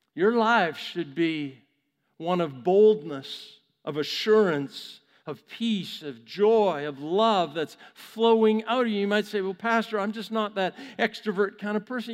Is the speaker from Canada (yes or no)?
yes; Vancouver, British Columbia, Canada; my hometown of Vancouver, Canada